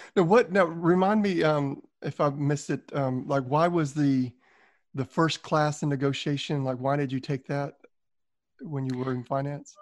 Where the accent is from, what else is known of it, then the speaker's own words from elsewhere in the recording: Southern, United States; accent: Southern; my Southern accent